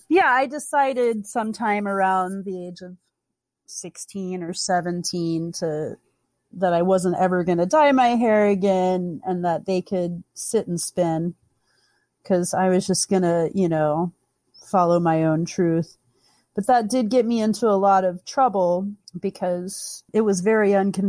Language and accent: English; the South, United States; You know, and they don't really teach you that growing up, especially where I grew up in the South, you know.